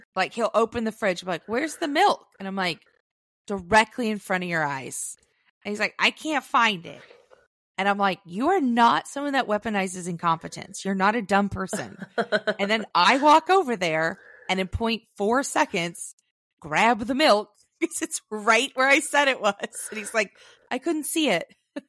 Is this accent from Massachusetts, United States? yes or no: yes; Boston, Massachusetts, United States; accent: Southie; I'm not going to insult the good people of Boston, my Southie trash accent.